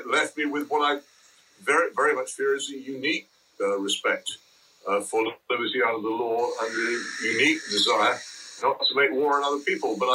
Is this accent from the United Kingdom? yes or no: yes; England, United Kingdom; And I, I grew up in England so wholly different from the one that anybody now experiences that it's hard even to begin to explain